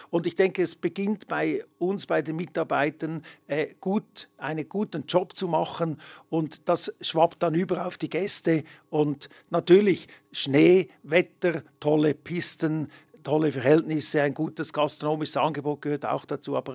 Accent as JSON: {"language": "German", "town": "Emmen", "region": "Lucerne", "country": "Switzerland", "tie": "born or raised there", "lives_now": "Hergiswil, Switzerland", "said": "ich bin äh, gebürtiger Emmer, wohnhaft hier in Hergiswil im Kanton Nidwalden aktuell"}